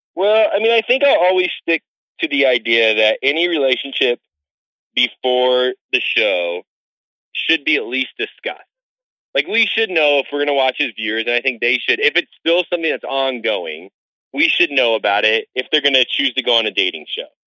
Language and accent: English; just outside of Chicago, Illinois, United States; now in Denver, United States; I grew up just outside of Chicago, so I, I know Chicago well